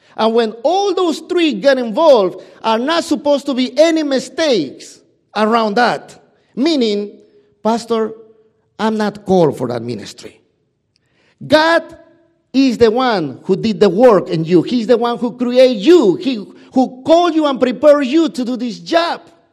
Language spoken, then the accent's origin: English; Peru; English is a second language; moved away; my English is not as as extensive as you probably know because, y, you know, I'm from Peru